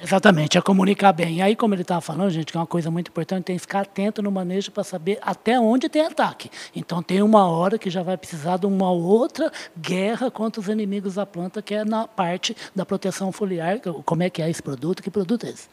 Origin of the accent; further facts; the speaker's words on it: Uberaba, Minas Gerais, Brazil; Em Uberaba, a cidade onde eu nasci.